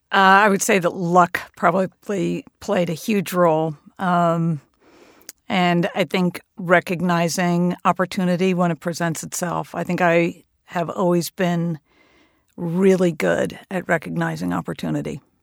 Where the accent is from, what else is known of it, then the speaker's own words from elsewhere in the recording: Hastings-on-Hudson, New York, United States; also born or lived in Massachusetts; the oldest men's golf club in Hastings on Hudson, my hometown.